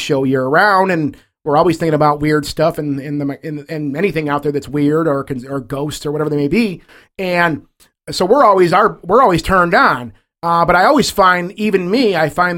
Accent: Detroit, Michigan, United States; we're from Detroit.

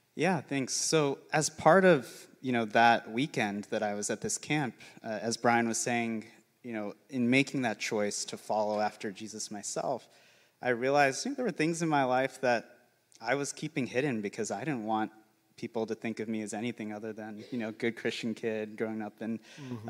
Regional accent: St. George, Utah, United States; I grew up in St. George's, an hour away from Zion National

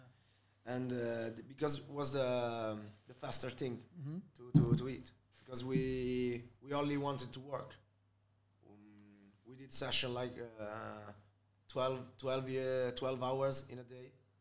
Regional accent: Milan, Lombardy, Italy; English is a second language; I was born in, you know, near Piazzale Cuoco. It's Zona 4 of Milan.

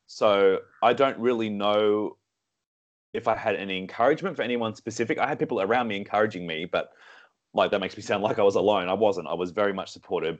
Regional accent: Sydney, New South Wales, Australia; moved away; also born or lived in Singapore; Sydney, born and raised

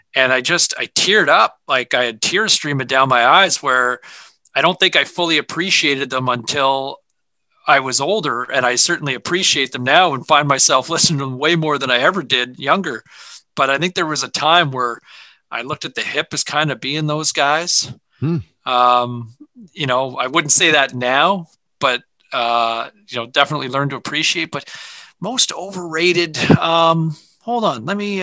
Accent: Ottawa, Ontario, Canada; my parents always had 580 CFRA on in the house growing up in Ottawa

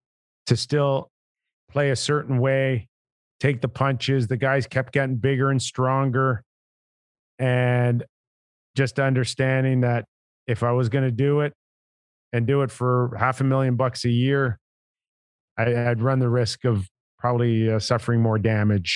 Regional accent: Toronto, Ontario, Canada; I was just the 80th player to be born and raised in Toronto

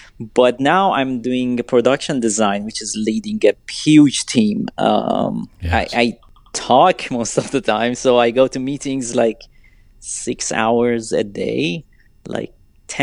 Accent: Iran; English is a second language; moved away as an adult; now in United States; I'm so young, I'm from Iran, I'm coming to this country, learning everything

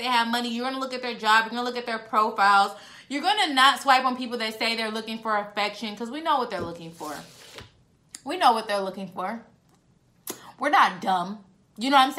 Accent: San Diego, California, United States; now in Dallas, United States; I'm in Dallas. So I'm from San Diego

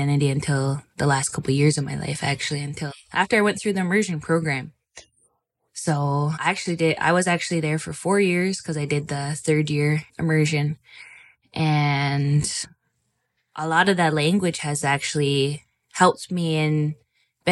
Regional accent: Six Nations of the Grand River Territory, Ontario, Canada; I'm from Six Nations Grand River Territory, Mohawk Bear Clan

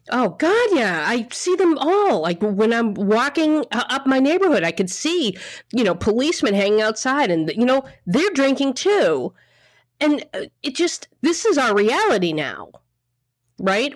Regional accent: Boston, Massachusetts, United States; now in New York, United States; I'm from Boston.

